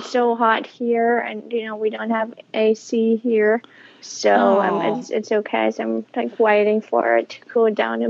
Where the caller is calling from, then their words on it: Berlin, Germany; I'm calling from Berlin, Germany.